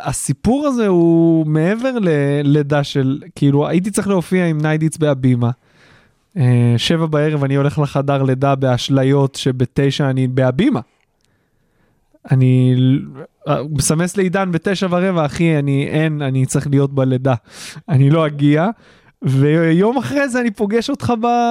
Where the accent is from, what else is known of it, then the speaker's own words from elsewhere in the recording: Haifa, Haifa District, Israel; כשאני גדלתי באזור חיפה